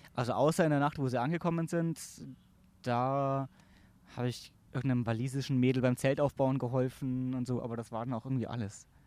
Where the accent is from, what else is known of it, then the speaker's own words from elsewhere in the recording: Augsburg, Bavaria, Germany; moved away as an adult; now in Munich, Germany; ich komme ursprünglich aus Augsburg, aus dem Stamm Lechhausen, Stamm Livingston in Lechhausen